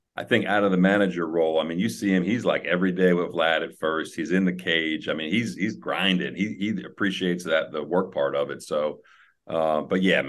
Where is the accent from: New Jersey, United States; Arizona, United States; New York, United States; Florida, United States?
New Jersey, United States; I grew up in New Jersey.